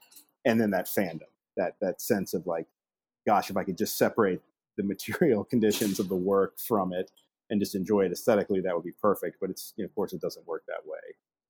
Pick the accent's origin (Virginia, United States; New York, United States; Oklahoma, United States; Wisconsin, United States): Virginia, United States; No, I grew up in Virginia, in the southwestern part of the state, in Appalachia.